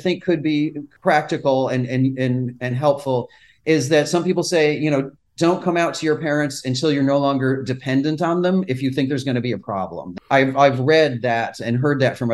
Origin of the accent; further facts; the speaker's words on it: Brockport, New York, United States; now in New York City, United States; Rochester, New York, which is my hometown area in Brockport, New York